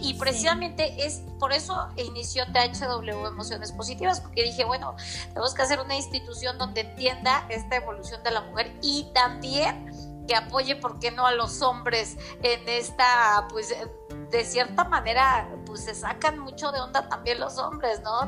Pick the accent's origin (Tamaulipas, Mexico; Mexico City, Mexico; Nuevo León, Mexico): Mexico City, Mexico; moved away as an adult; now in Puebla, Mexico; soy de la Ciudad de México, radico aquí en Puebla desde hace aproximadamente ocho años